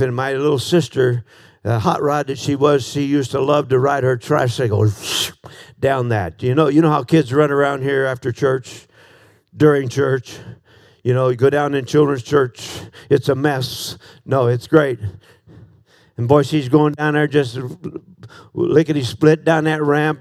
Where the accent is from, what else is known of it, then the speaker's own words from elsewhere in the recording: Des Moines, Iowa, United States; 19th and Crocker in uh, Des Moines, Iowa